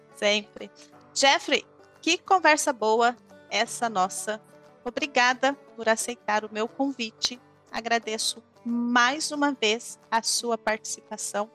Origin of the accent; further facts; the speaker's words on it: Brazil; como brasileira